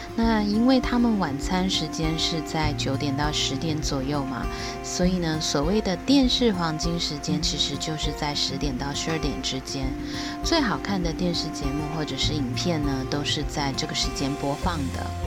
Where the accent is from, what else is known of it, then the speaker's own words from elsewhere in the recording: Taiwan; 我是来自台湾